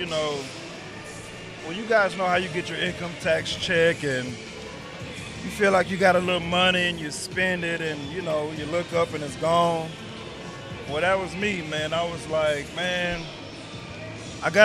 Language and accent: English; Arlington, Texas, United States; also born or lived in Irving, Texas; I'm from Arlington, Texas. Actually born in Irvin, but actually, you know, raised in Arlington